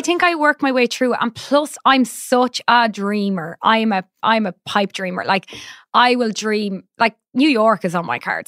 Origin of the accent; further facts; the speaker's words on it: Ireland; as an Irish person